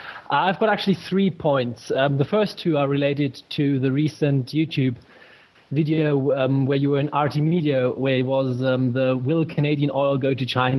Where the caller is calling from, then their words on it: Germany; Yeah, so I'm calling from Germany. Hello from Germany.